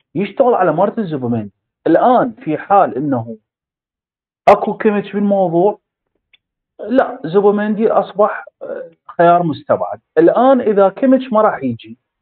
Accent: Iraq

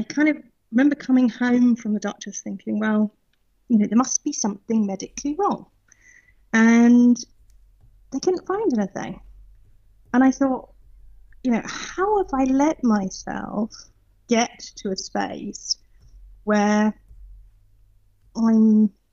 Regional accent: south coast of England, United Kingdom; moved away as an adult; now in Potsdam, Germany; I think you can probably tell that I'm British. So I grew up on the south coast of England and moved out to Germany in 2006

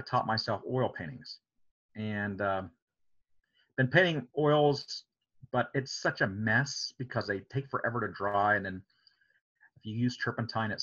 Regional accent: Coshocton, Ohio, United States; I grew up in Coshocton County and this big metropolis of Coshocton.

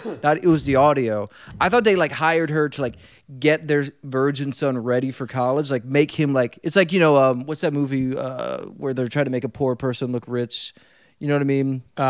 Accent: Philadelphia, Pennsylvania, United States; moved away as an adult; also born or lived in Florida / Los Angeles; I grew up in Philly.

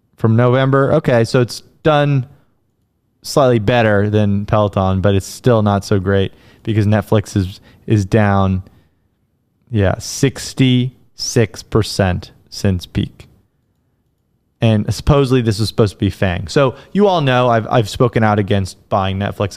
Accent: United States; as an American

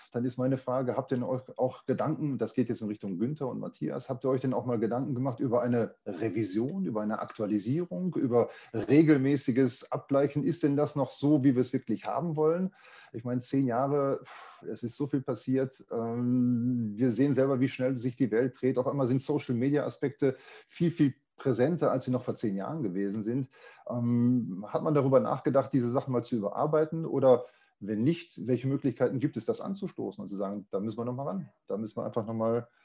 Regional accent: Gelsenkirchen, North Rhine-Westphalia, Germany; now in Munich, Germany; Ich komme auch aus Gelsenkirchen, ich bin dort gebürtig, ich lebe da aber nicht mehr

